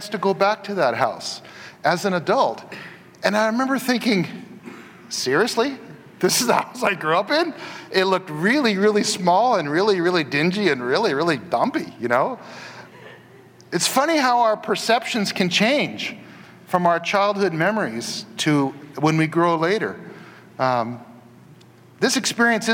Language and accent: English; Portland, Oregon, United States; the place I grew up in Northeast Portland